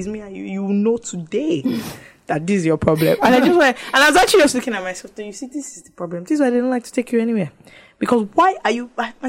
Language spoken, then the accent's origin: English; London, United Kingdom; I said, it's not possible, I'm British. First of all, if I came from London, you can't inject me